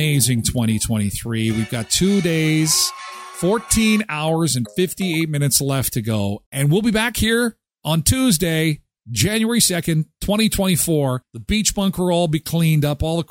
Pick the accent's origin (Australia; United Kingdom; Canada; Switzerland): Canada; I'm from Canada.